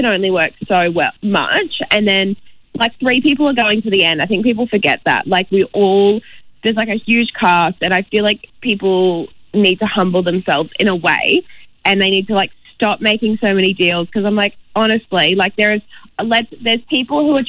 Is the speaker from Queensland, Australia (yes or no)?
yes; Brisbane, Queensland, Australia; We're both from Brisbane